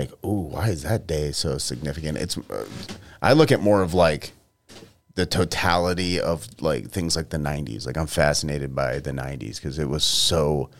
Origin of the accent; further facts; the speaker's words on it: New York, United States; I'm from New York, but they're from New Jersey.